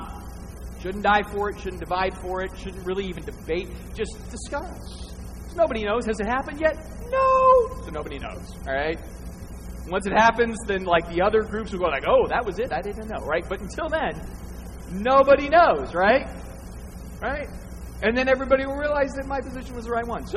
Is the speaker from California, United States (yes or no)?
no; Northern Arizona, United States; I'm from Northern Arizona